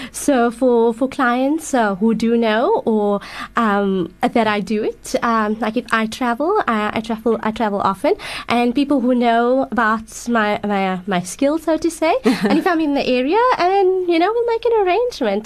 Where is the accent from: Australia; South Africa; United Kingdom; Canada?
South Africa; Johannesburg, Gauteng; I'm from Johannesburg